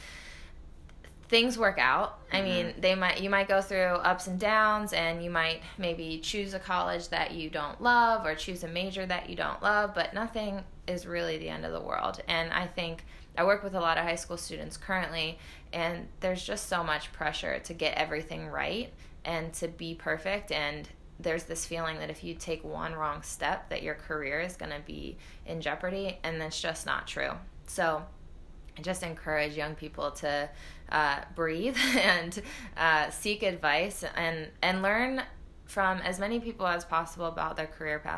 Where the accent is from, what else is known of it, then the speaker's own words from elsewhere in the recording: United States; moved away as an adult; also born or lived in Iceland; I was the only American on my team